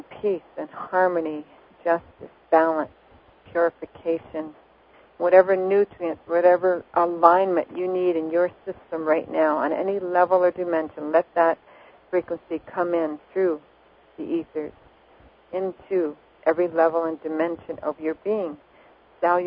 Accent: Montreal, Quebec, Canada; I love Canada. I was born there.

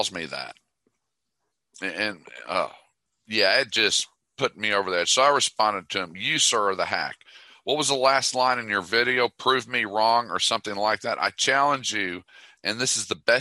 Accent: Dallas, Texas, United States; I'm from Dallas

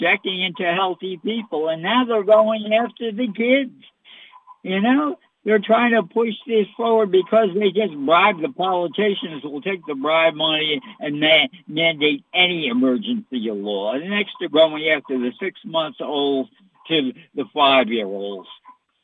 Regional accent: United States; I'm an American.

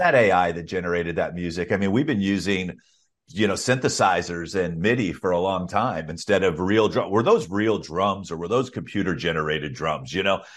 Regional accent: Alabama, United States; I grew up in Alabama

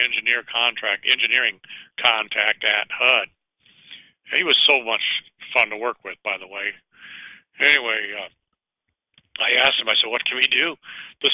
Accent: Richmond, California, United States; also born or lived in San Pablo, California; I grew up in Richmond, California

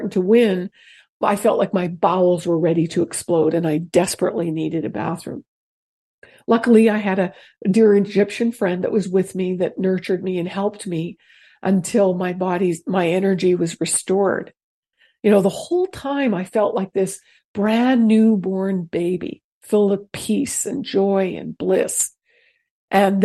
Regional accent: Canada; moved away as an adult; I'm from Canada. So I had recently moved here. I'd only been here 3 years.

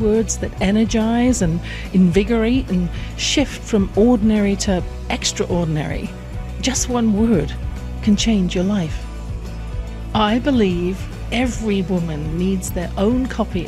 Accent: England, United Kingdom; I grew up in England

